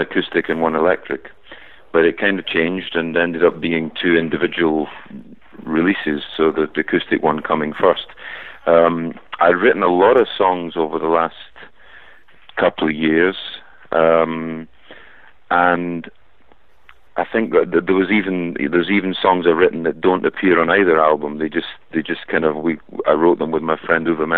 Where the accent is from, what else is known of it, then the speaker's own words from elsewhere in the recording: Scotland, United Kingdom; I'm Scottish.